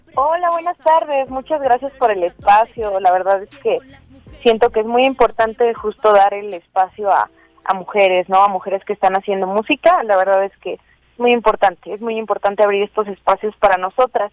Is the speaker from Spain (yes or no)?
no; Tlaxco, Tlaxcala, Mexico; yo soy de Tlaxco, Tlaxcala